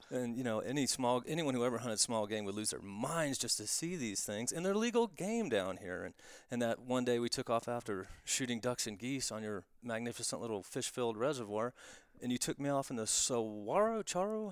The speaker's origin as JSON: {"language": "English", "region": "Florida", "country": "United States", "moved": "yes", "said": "I'm from Florida originally, and I have that, that accent that will creep back"}